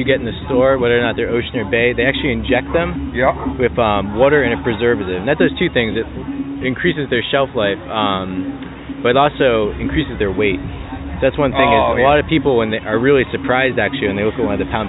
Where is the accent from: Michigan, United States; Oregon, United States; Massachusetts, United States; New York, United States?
Massachusetts, United States; Newburyport; I'm from the North Shore of Boston myself.